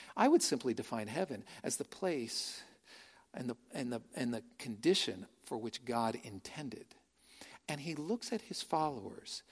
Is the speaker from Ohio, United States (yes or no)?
no; San Francisco, California, United States; also born or lived in Tuscaloosa, Alabama; now in Austin, United States; born and raised in San Francisco